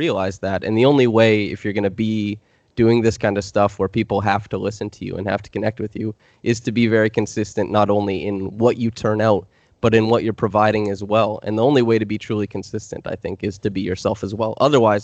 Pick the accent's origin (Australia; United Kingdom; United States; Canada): Canada; accent: Canadian; I noticed the affectations of my Canadian accent, because I don't think I have a typical Canadian accent in a lot of the ways I speak.